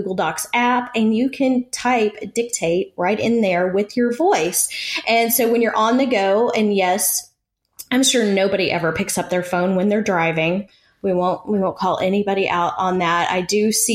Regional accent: East Texas, United States; accent: East Texas; my East Texas accent

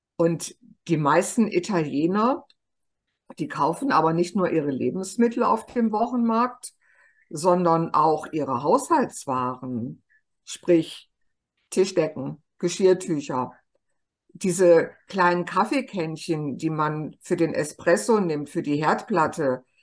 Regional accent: Germany; bei uns in Deutschland

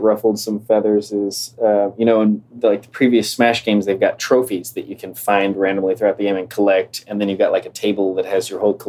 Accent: Texas, United States; born or raised there

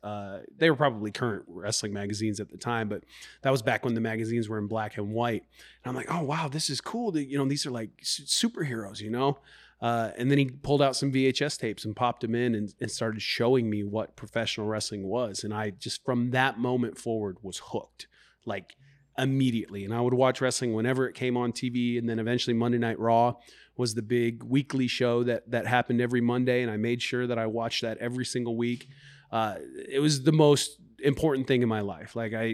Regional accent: Garden City, Kansas, United States; now in Iowa, United States; I first became a professional wrestling fan when I was living in Kansas when I was younger. I'm not originally from Iowa, but I was about 5 years old.

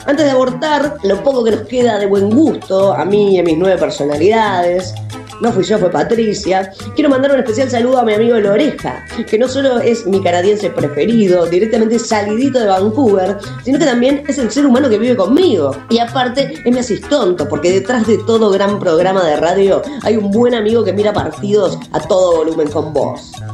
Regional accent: Uruguay; en mi país

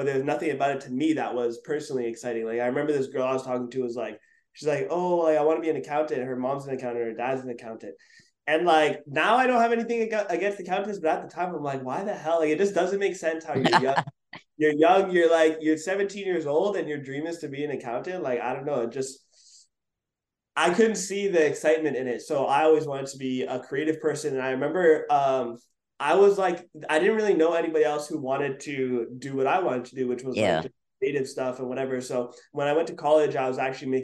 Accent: Montreal, Quebec, Canada; where I grew up in Montreal, it was like, we have college and then university

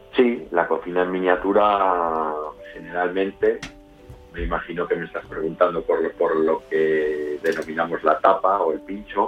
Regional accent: León, Castile and León, Spain; also born or lived in Madrid / Santiago de Compostela; now in Valladolid, Spain; volver a la tierra, a León, porque nosotros somos los dos de León

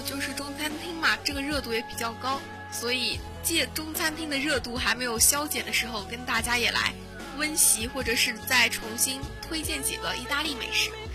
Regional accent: Wuxi, Jiangsu, China; 是我的家乡菜

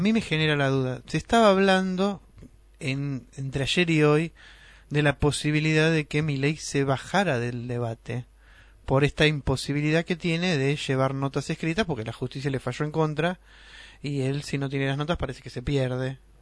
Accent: Argentina; una tradición que tenemos los argentinos

